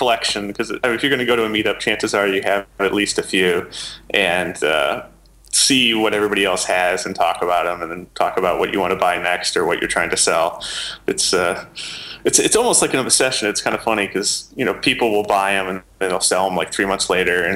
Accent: England, United Kingdom; accent: English; my English accent

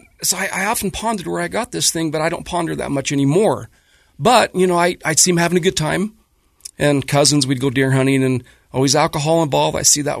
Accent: South Ogden, Utah, United States; I grew up in South Ogden, Bonneville High graduate.

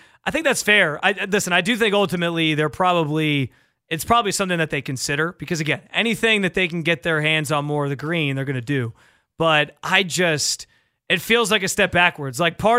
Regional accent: New York, United States; the Taco Bell in my hometown in north of Rochester, New York, the one that we used to go to like on any late night trips

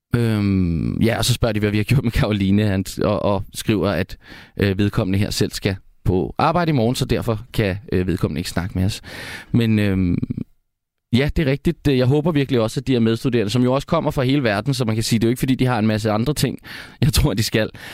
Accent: Hundested, Capital Region of Denmark, Denmark; Jeg er faktisk ikke selv fra Aarhus. Jeg er op fra Hundested

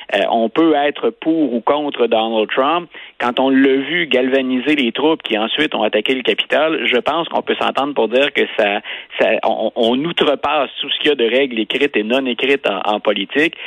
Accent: Canada; chez nous au Canada

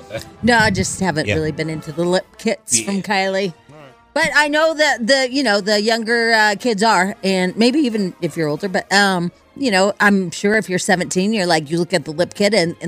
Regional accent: Pueblo, Colorado, United States; Hey, I'm from Pueblo and my mom lives there. I'll take you, Jamie, and show you the fun parts of Pueblo. I was born in Pueblo and I love Pueblo.

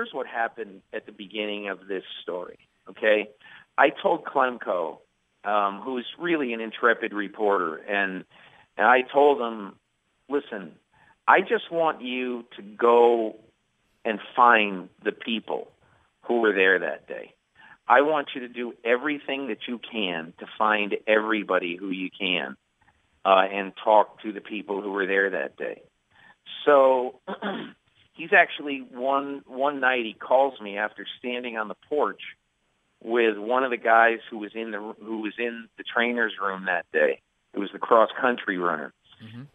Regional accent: Enfield, Connecticut, United States; moved away; also born or lived in Springfield, Massachusetts; I was born in Springfield, Massachusetts. And they believe then that if you're born in Springfield, Massachusetts, then you love all things New England. When I grew up, in Enfield, Connecticut

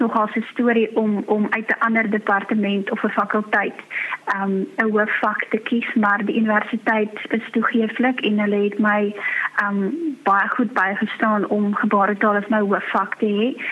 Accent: Free State, South Africa; now in Worcester, South Africa; ek is van die Vrystaat

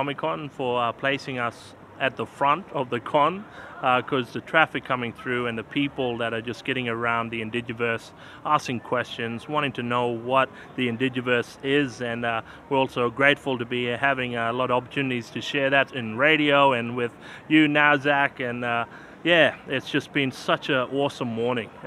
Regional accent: Australia; Gunyindi peoples, with my Thongundi, my language, what we speak from back home

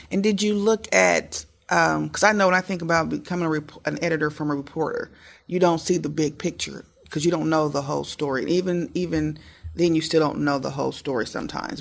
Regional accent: Muncie, Indiana, United States; growing up in Muncie, walking to my library

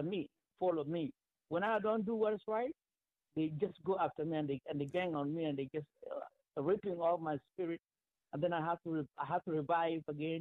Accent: South Sudan; now in Washington, D.C., United States; I'm from South Sudan. I'm a Sudanese.

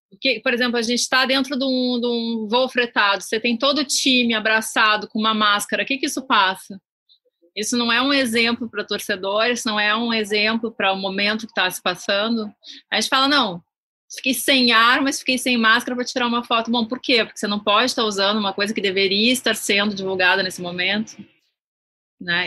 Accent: Rio Grande do Sul, Brazil; eu sou do Rio Grande do Sul

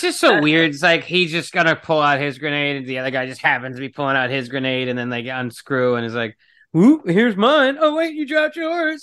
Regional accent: New York, United States; as a New Yorker

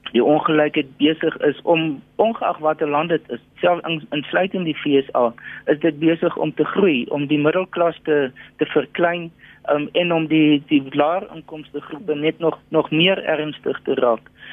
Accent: South Africa; ons as Suid-Afrikaners

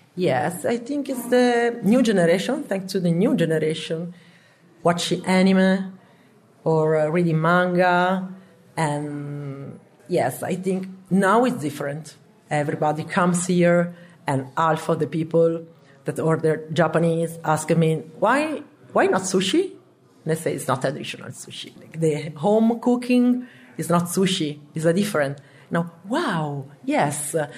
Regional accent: Emilia-Romagna, Italy; English is a second language; now in Turin, Italy; I'm from Emilia and I was born in a restaurant.

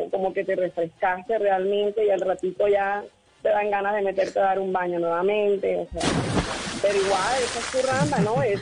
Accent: Barranquilla, Atlántico, Colombia; desde Barranquilla.

